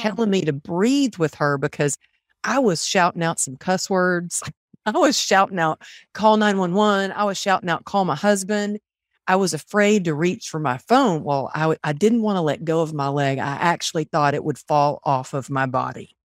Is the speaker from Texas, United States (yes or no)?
yes; Texas, United States; moved away; also born or lived in California; growing up in Texas